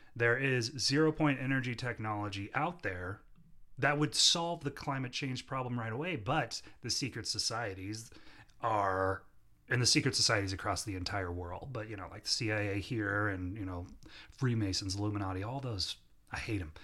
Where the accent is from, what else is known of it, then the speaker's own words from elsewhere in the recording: Omaha, Nebraska, United States; we're from Omaha, Nebraska